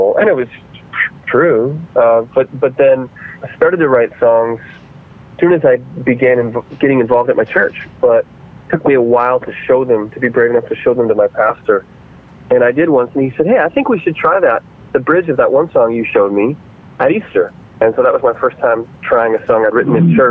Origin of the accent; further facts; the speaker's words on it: Windsor, Ontario, Canada; I grew up in Windsor, Ontario, Canada, which is a border city to Detroit, Michigan